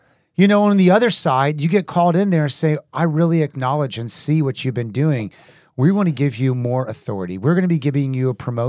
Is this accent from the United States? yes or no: no; Haiti; me growing up in Haiti and places